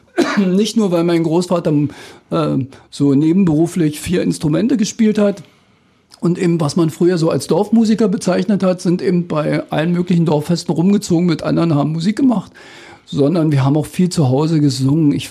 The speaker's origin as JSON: {"language": "German", "region": "East Germany", "country": "Germany", "tie": "born or raised there", "said": "weil das ja zu meiner Jugend in der DDR immer mit einem Studium verbunden war"}